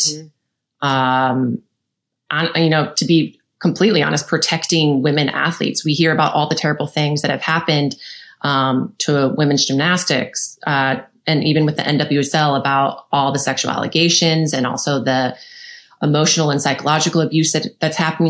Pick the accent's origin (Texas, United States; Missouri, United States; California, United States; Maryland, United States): Missouri, United States; St. Louis; I'm from St. Louis, Missouri